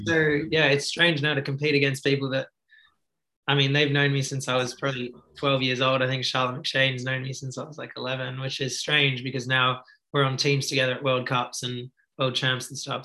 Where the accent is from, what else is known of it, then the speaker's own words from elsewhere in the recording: Australia; I was actually growing up in Australia